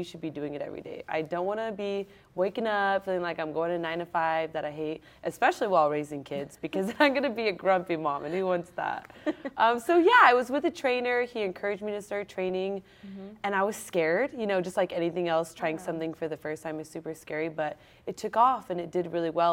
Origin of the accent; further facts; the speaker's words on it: San Jose, California, United States; I'm born and raised in San Jose